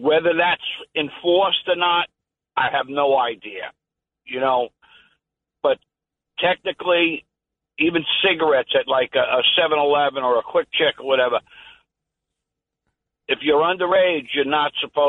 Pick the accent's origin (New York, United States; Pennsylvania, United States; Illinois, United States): New York, United States; New York City; moved away as an adult; now in New Jersey, United States; I'm born and raised in Manhattan. I'm trapped in New Jersey now.